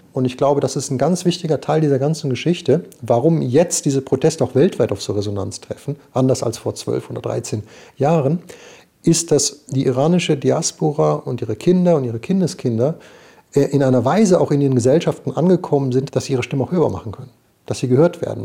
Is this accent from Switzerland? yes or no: yes; Switzerland; ich bin Schweizer und äh, ich bin nicht in der Statistik und bin trotzdem iranischstämmig